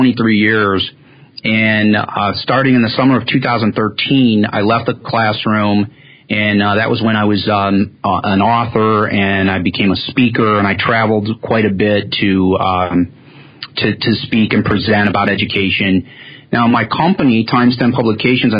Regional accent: Cleveland, Ohio, United States; now it's neat to be a Clevelander

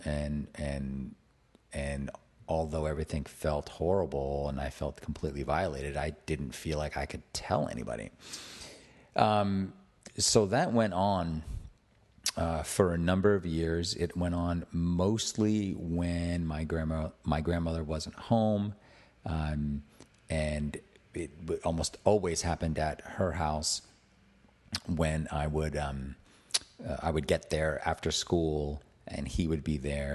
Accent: Attleboro, Massachusetts, United States; I grew up in Attleboro, Massachusetts

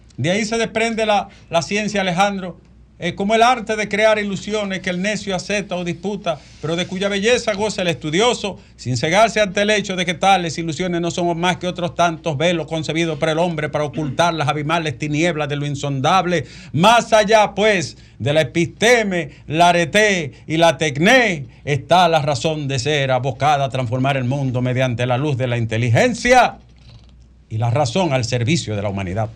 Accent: Bonao, Monseñor Nouel, Dominican Republic; moved away; en mi caso de mi pueblo Bonao

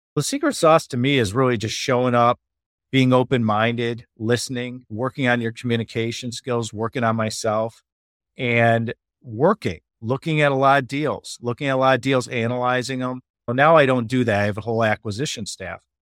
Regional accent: Chicago, Illinois, United States; moved away as an adult; now in Laguna, United States; I was born and raised in Chicago

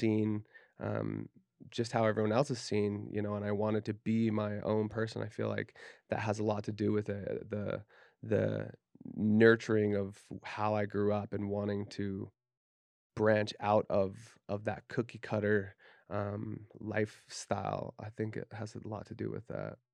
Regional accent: Davis County, Utah, United States; growing up in Davis County, Utah

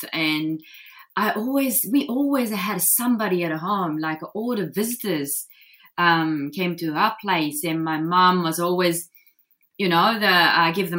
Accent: Japan; English is a second language; moved away as an adult; now in New Zealand; I just didn't want to go to university over there in Japan

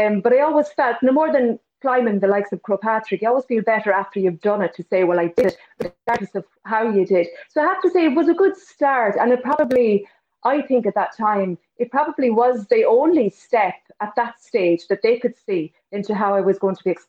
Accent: Connacht, Ireland; Sure, I can, Mary. Yeah, my earliest memories probably are of, I would say, the butcher's sessions, which were in Drumsna, which in the times when children were allowed to be in the pubs after hours, I would have heard lots of music

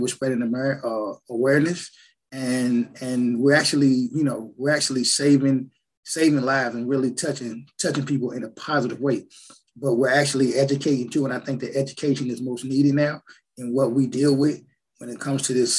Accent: Portsmouth, Virginia, United States; I was born and raised in Portsmouth, Virginia

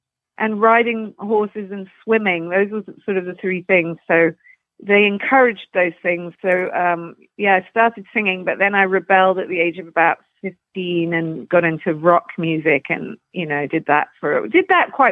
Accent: London, United Kingdom; now in Canada; I grew up in Putney, which is just on the outskirts, kind of southwest London, and near Surrey

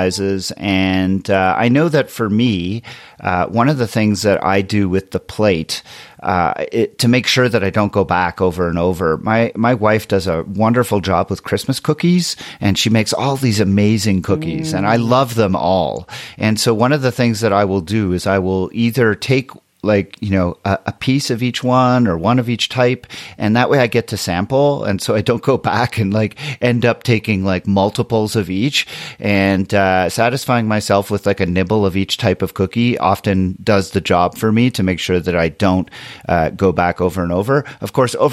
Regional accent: Montreal, Quebec, Canada; now in Colorado, United States; I'm from Montreal, where I used to run outside in like -10 all the time.

